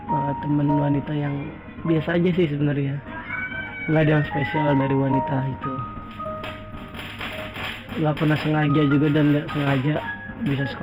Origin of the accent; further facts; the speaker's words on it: Jakarta, Indonesia; born there; Gue lahir di Jakarta dan sampai sekarang gue stay di wilayah baratnya Jakarta, tepatnya di wilayah Selipi.